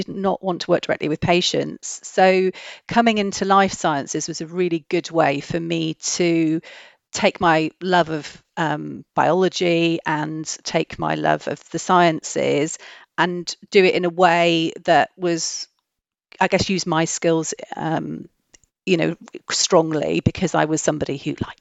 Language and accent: English; Wales, United Kingdom; I grew up in Wales in a really small rural village.